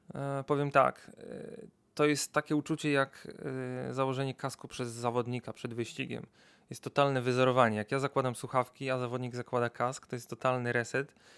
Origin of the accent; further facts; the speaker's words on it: Wrocław, Lower Silesian Voivodeship, Poland; jestem z Wrocławia od zawsze